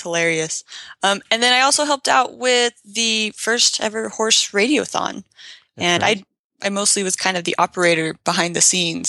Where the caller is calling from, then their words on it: Logan, Utah, United States; I'm in Logan, Utah, so that's very northern Utah, just kind of close to the border of Idaho and Utah.